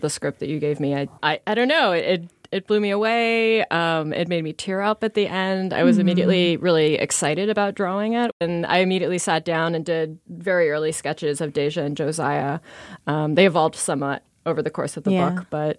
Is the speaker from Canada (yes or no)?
yes; Canada; I grew up in a small town that had, like an agricultural fair that I really enjoyed.